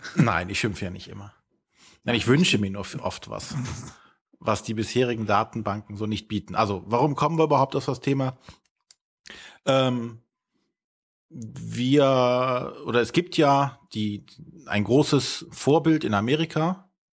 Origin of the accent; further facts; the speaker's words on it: Germany; wir in Deutschland